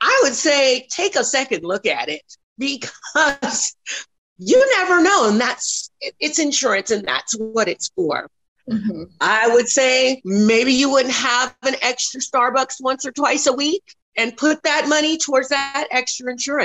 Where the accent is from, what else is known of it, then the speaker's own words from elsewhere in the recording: Denver, Colorado, United States; now in Texas, United States; I'm originally from Denver, Colorado